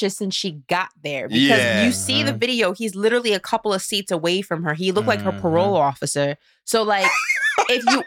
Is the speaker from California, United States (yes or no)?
no; New York, United States; I grew up in New York